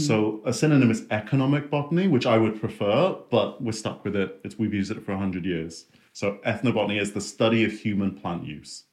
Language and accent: English; Singapore; Uh, in Singapore.